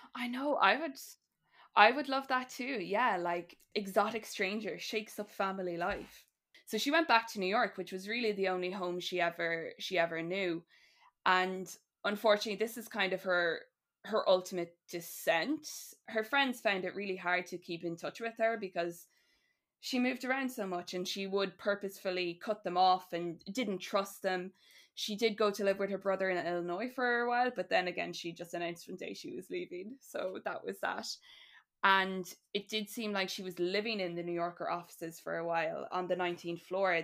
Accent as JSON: {"language": "English", "country": "Ireland", "said": "we all connect to as people and also as Irish people"}